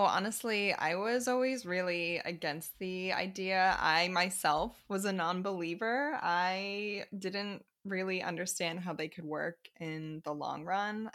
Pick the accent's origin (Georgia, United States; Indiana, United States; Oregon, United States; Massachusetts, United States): Massachusetts, United States; a suburb south of Boston; moved away as an adult; also born or lived in Chicago; now in Paris, France; I grew up in a suburb south of Boston